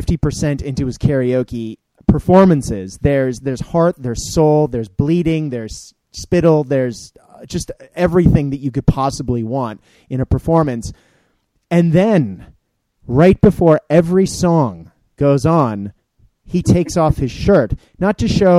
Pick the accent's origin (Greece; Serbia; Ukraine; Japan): Japan; a good chunk of that has come from my time growing up in Japan